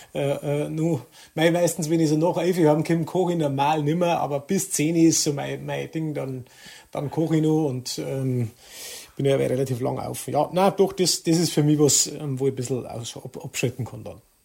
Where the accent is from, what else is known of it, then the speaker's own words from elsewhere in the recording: Traunstein district, Bavaria, Germany; ich kehre da her und, und ich möchte nirgends woanders sein und, und das ist meine Heimat